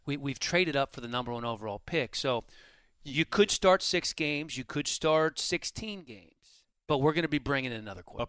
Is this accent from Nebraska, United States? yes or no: no; Washington, District of Columbia, United States; born or raised there